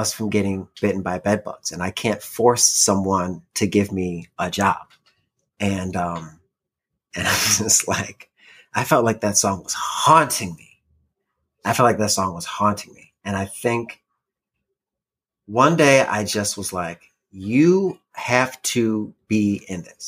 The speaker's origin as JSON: {"language": "English", "region": "Illinois", "country": "United States", "moved": "as an adult", "lives_now": "California, United States", "said": "Like, I'm from Illinois."}